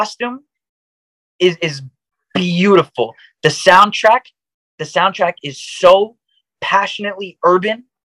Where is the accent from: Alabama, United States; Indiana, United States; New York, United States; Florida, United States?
New York, United States; I personally grew up in Queens. I'm from Flushing